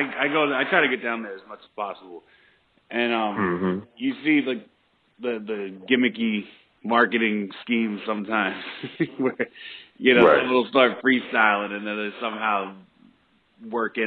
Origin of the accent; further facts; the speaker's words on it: New York City, New York, United States; moved away as an adult; now in North Carolina, United States; I'm from the Bronx, born and raised. I came down here in North Carolina to go to school